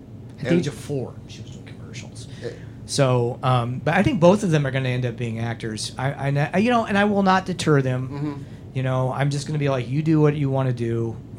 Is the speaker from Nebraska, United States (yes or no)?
yes; Schuyler, Nebraska, United States; born or raised there